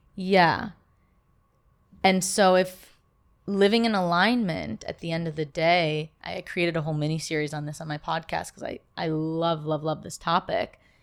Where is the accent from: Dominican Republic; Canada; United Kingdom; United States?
United States; Chicago, Illinois; moved away as an adult; now in Los Angeles, United States; I'm originally from Chicago